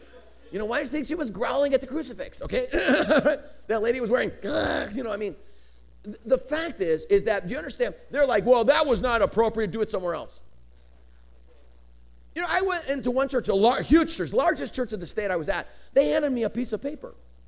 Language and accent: English; Colorado, United States; now in California, United States; I come from Colorado.